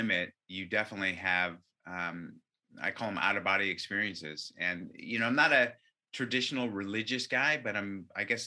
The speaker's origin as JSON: {"language": "English", "area": "Orange County", "region": "California", "country": "United States", "tie": "born or raised there", "said": "I was born in Orange County"}